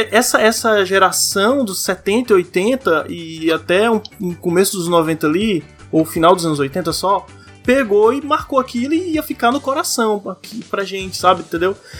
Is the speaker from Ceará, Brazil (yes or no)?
yes; Ceará, Brazil; minha terra, Ceará